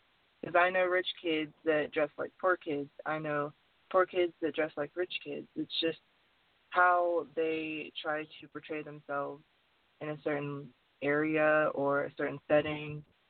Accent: Detroit, Michigan, United States; born there; also born or lived in North Carolina / West Virginia; now in Tennessee, United States; Well, I was originally born in Detroit, Michigan, but I moved from Detroit to Tennessee, and then I went to North Carolina, West Virginia, and now I'm back in Tennessee. I've moved a lot

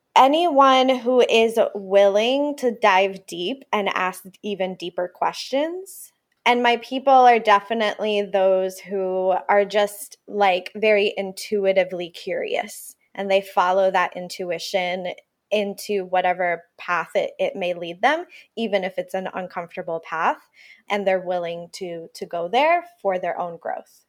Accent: Puerto Rico; first language Spanish; English is a second language; moved away; also born or lived in Ithaca, New York; they moved back to Puerto Rico to raise me and my sister.

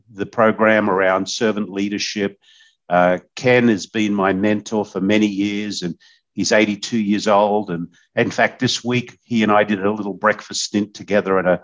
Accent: Australia; moved away as an adult; now in United States; when I was growing up in Australia

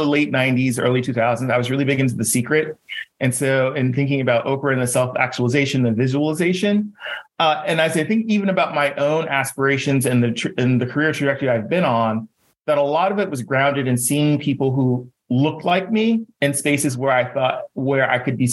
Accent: Jersey City, New Jersey, United States; I am from Jersey City.

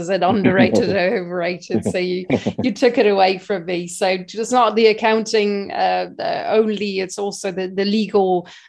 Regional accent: Belgium; Growing up in Belgium

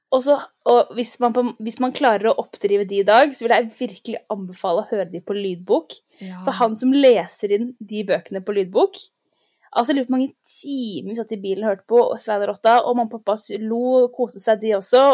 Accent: Oslo, Norway; Jeg er fra Oslo, gikk på skole på Frogner

